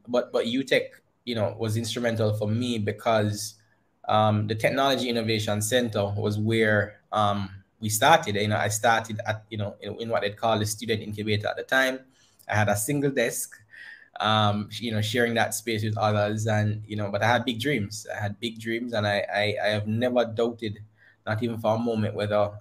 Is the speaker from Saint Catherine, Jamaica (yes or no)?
no; Christiana, Manchester Parish, Jamaica; growing up in Christiana.